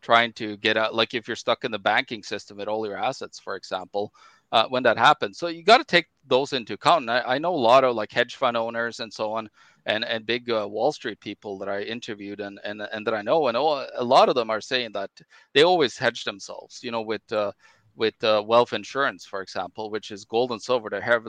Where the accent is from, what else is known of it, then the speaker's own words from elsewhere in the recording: Norway; now in Manitoba, Canada; You know, people here in my home country, Norway, grocery prices jumped 70 to 100%.